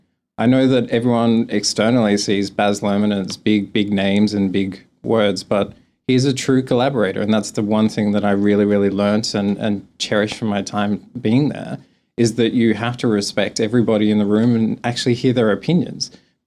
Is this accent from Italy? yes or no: no; Australia; accent: Australian; I have letters of American accent, but I'm not as strong Australian as other people.